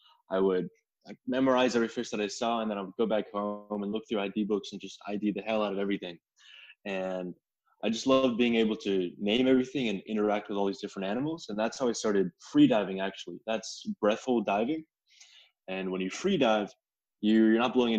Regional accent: India; also born or lived in Connecticut, United States; I was born in Connecticut, and I was raised a little bit by the sea, but then I actually moved to India, and that's where I grew up

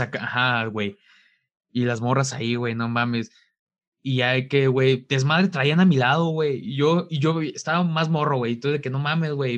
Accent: Mexico; de México

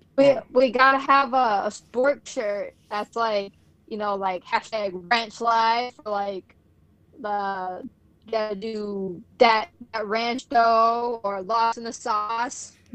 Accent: Midwest, United States; I'm from the Midwest

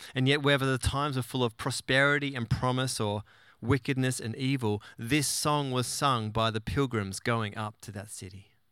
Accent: Tasmania, Australia; moved away; the glorious island of Tasmania, my home state

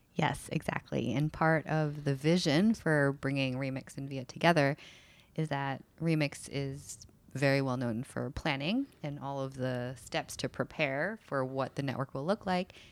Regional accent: United States; moved away as an adult; also born or lived in San Francisco; now in Seattle, United States; I really grew up in uh, New Jersey and New York

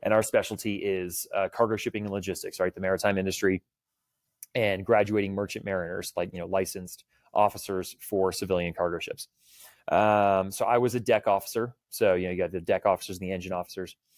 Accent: Houston, Texas, United States; now in Salt Lake City, United States; I grew up in Houston, Texas, uh, just outside the Johnson Space Center

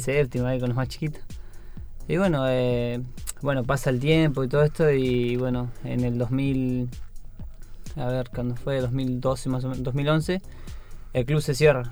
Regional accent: Gualjaina, Chubut, Argentina; nací y me crié ahí

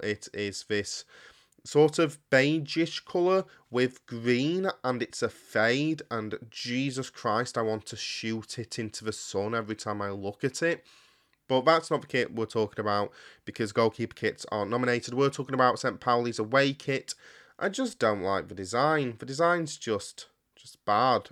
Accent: United Kingdom; As a Brit

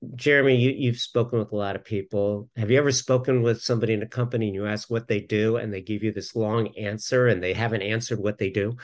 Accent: Southern California, United States; moved away; originally I'm from Southern California

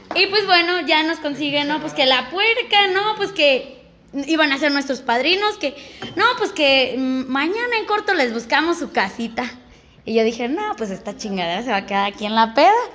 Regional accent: Michoacán, Mexico; somos de Michoacán

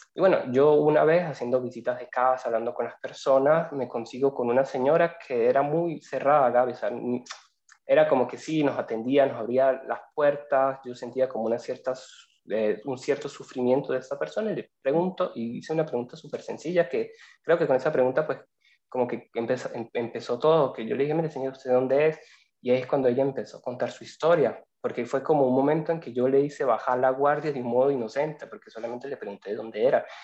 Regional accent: Venezuela; moved away as an adult; also born or lived in Sicily, Italy; now in Italy; Soy inmigrante, soy venezolano

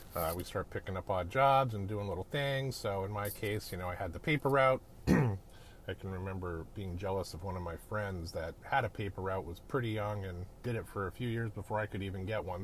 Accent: Edmonton, Alberta, Canada; I'm a Canadian kid. I grew up in uh, a town called Edmonton, Alberta, up in the Great White North

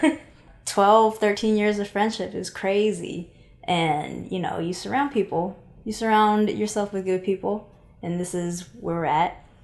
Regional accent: Seattle, Washington, United States; I'm originally from Seattle, Washington. Shout out Pacific Northwest.

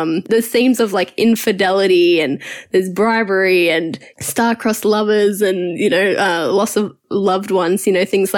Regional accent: Australia; Us growing up in Australia

